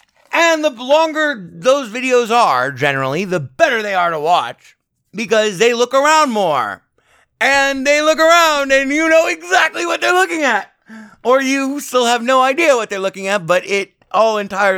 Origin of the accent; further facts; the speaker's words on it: Las Vegas, Nevada, United States; taking off from McCarran Airport, my native airport here in my home town of Las Vegas, Nevada, KLAS